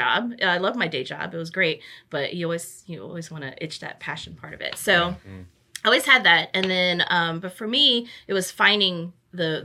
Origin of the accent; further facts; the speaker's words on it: Norfolk, Virginia, United States; I grew up in this area, born and raised in Norfolk. So I'm from here